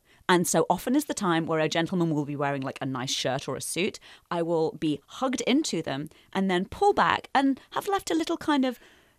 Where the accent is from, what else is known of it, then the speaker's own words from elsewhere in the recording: United Kingdom; now in United States; I've had to learn to like it as a Brit.